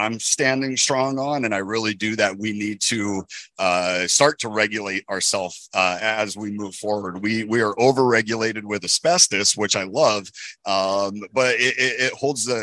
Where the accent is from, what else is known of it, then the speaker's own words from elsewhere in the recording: Southern Colorado, United States; I born and raised in Southern Colorado.